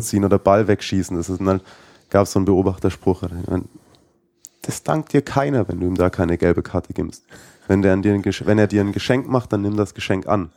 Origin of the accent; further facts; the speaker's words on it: Baden-Württemberg, Germany; moved away as an adult; now in Munich, Germany; ich komme ja ursprünglich aus Baden-Württemberg